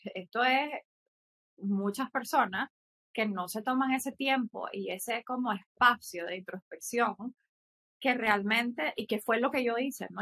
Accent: Nicaragua; also born or lived in Mexico; soy de Nicaragua, eh, vivo aquí, o sea, aquí nací, estudié una parte de mi vida en México

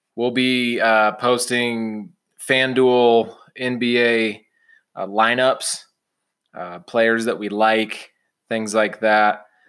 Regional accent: Champaign, Illinois, United States; now in Utah, United States; I grew up in Champaign, Urbana, Illinois

